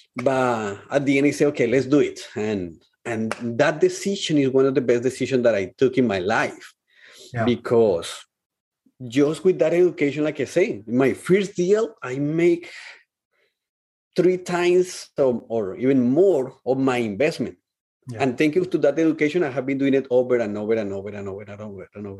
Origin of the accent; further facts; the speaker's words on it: Colombia; moved away as an adult; when I came from Colombia to here, in Colombia, I was living with my parents, with my family.